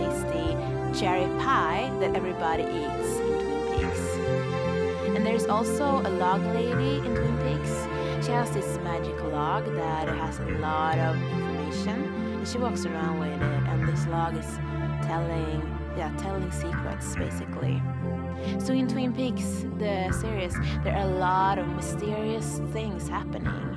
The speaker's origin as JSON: {"language": "English", "country": "Sweden", "moved": "yes", "lives_now": "Revelstoke, Canada", "said": "I'm a vagabond from Sweden, currently living the powder dream of Revelstoke"}